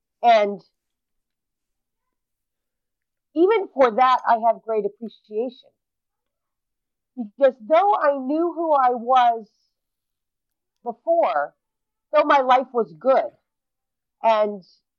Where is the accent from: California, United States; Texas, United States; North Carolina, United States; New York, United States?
New York, United States; Brooklyn; born there; also born or lived in 39 states; And I understand that you're asking me where I was born. And I was born in Brooklyn, New York. And because of the life that I lived, I didn't grow up in one place.